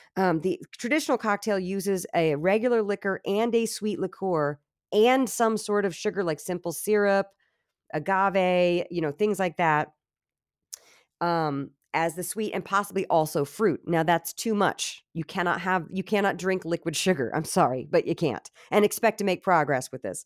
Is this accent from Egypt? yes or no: no; Virginia, United States; I'm Southern, so, you know, I'm from Virginia